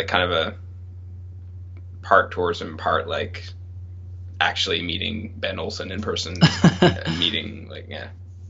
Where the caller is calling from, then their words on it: Montreal, Quebec, Canada; Hi, everyone. I'm in from Montreal.